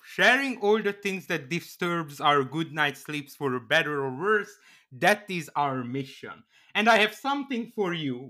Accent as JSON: {"language": "English", "country": "Canada", "said": "As a Canadian, I assure you, Dildo is a real town."}